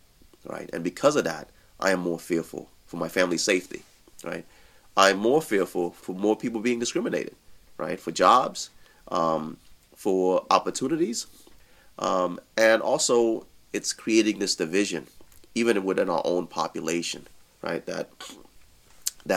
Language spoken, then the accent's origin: English; United States; as American Muslim